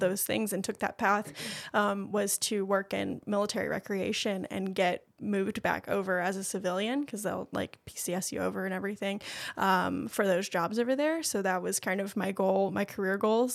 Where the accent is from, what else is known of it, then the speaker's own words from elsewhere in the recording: Swansboro, North Carolina, United States; also born or lived in Japan / Boone, North Carolina; I'm from Swansboro